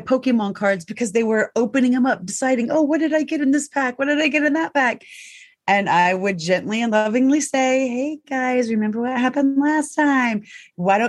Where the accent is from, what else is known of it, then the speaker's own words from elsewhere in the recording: the South, United States; I was raised in the South. It was not uh-huh. It was yes, ma'am.